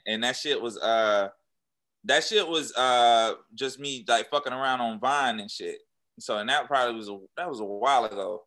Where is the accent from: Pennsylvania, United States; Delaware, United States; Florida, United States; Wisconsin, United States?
Florida, United States; Jacksonville; now in Atlanta, United States; I was still at my hometown Jacksonville